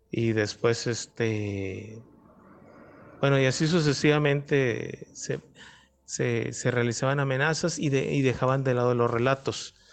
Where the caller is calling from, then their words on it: Monterrey, Nuevo León, Mexico; de Monterrey.